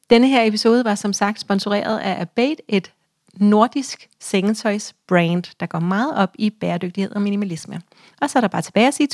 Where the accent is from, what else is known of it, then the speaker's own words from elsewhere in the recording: Denmark; er vi jo danskere.